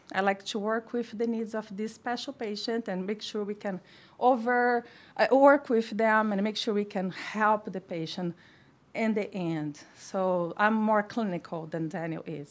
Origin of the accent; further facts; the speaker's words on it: Brazil; moved away as an adult; now in United States; I come from Brazil, a tropical country.